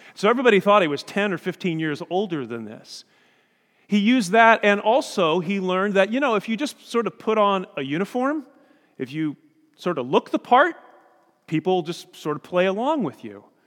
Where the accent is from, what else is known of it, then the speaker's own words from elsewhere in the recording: Indiana, United States; we're from Indiana